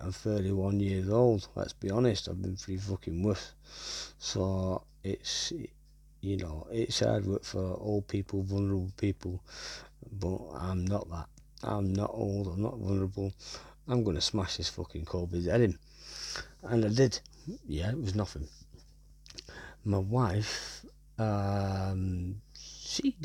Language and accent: English; Wigan, North West England, United Kingdom; I'm from Wigan